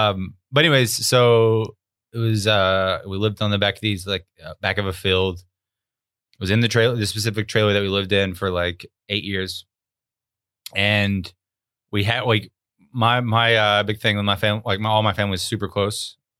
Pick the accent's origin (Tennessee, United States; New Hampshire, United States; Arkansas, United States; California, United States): Arkansas, United States; I grew up in Arkansas in a trailer and double wide most of my life.